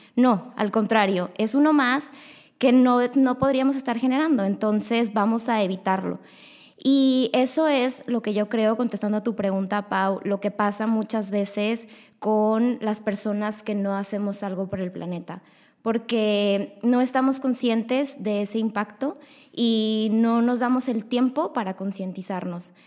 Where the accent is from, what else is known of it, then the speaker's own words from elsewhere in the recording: Monterrey, Nuevo León, Mexico; yo tengo 23 años y soy de aquí, de Monterrey